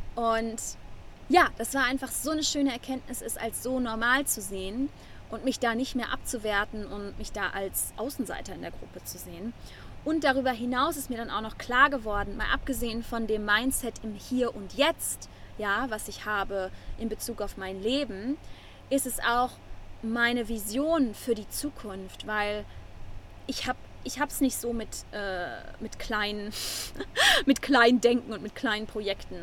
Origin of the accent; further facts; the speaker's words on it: Germany; first language German; moved away as an adult; now in Nosara, Costa Rica; das natürlich mein Heimatland ist und auch meine Muttersprache